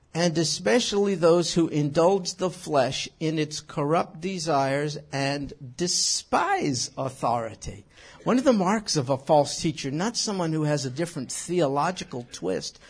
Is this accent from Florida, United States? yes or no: no; New York, United States; moved away; When I was a kid growing up in New York